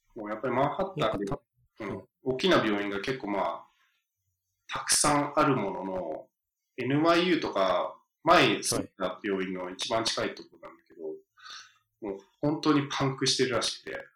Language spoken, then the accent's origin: Japanese; the American South, United States; now in New York, United States; 僕、南部に住んでたと、まあ、幼少期って南部に住んで